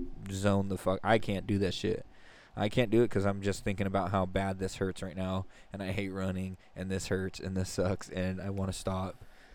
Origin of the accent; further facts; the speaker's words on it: Stockton and Lodi area, California, United States; we all grew up. We're a little bit south of you over here by Stockton and Lodi.